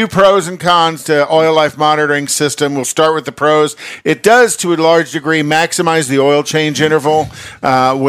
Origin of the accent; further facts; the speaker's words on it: New York, United States; I'm a New Yorker